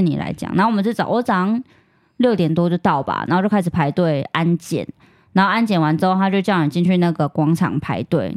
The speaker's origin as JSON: {"language": "Chinese", "country": "Taiwan", "said": "我是台湾来的"}